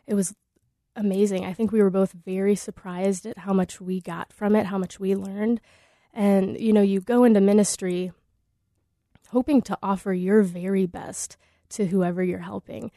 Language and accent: English; Des Moines, Iowa, United States; moved away; also born or lived in Anchorage; growing up in Des Moines